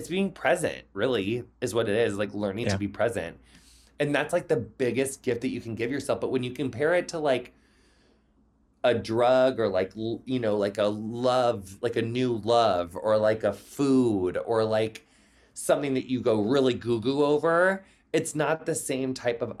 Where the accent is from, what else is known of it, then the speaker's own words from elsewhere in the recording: Quincy, Illinois, United States; moved away; I made it out of my hometown. Like no offense to Quincy